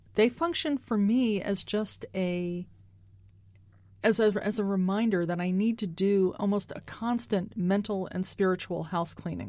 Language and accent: English; United States; now in Kansas City, United States; I'm from the Baltimore, Washington area